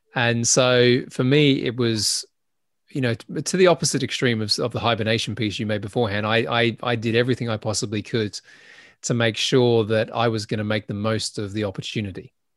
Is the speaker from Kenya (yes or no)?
no; Adelaide, South Australia, Australia; moved away as an adult; also born or lived in Sydney; I left my hometown and I went to Sydney from Adelaide